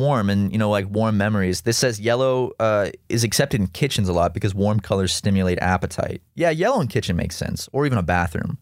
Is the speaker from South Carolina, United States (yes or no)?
yes; South Carolina, United States; growing up in South Carolina, uh, as a kid